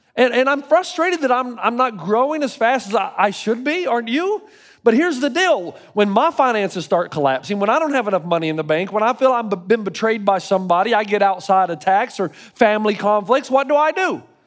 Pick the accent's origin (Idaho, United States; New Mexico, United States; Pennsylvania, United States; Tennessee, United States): Tennessee, United States; now in California, United States; I grew up in Tennessee